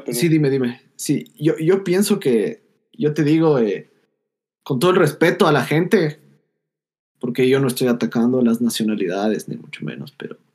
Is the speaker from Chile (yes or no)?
no; Ecuador; somos ecuatorianos y somos gente.